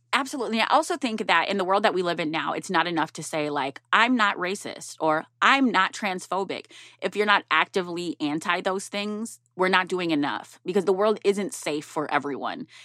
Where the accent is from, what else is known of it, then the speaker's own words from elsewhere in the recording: Minneapolis, Minnesota, United States; North Minneapolis. That's my hometown